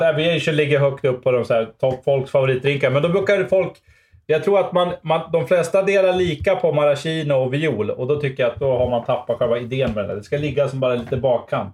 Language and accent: Swedish; Sweden; som svensk